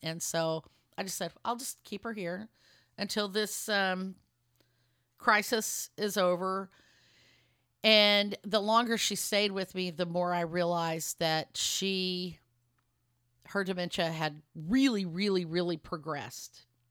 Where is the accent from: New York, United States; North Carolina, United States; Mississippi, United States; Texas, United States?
Texas, United States; Lubbock; also born or lived in Dallas area, Texas; now in Dallas, United States; my hometown of Lubbock, Texas. I'm in the Dallas area right now